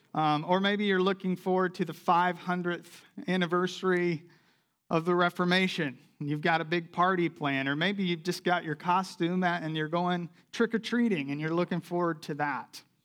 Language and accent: English; South Carolina, United States; moved away; I grew up in South Carolina.